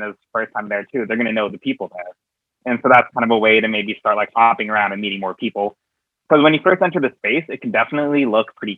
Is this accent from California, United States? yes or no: no; New York City, New York, United States; I'm from New York City, and I am Northeast Puppy 2022